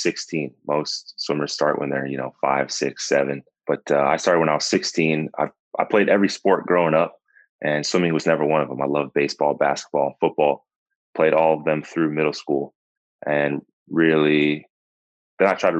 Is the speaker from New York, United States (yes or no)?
no; South Florida, United States; also born or lived in Oklahoma; I'm from South Florida, born and raised, went to school out in Oklahoma, moved back home